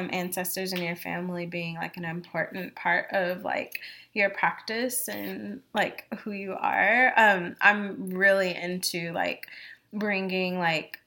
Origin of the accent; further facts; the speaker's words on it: Louisville, Kentucky, United States; moved away as an adult; I went to my hometown of Louisville, Kentucky. I went back home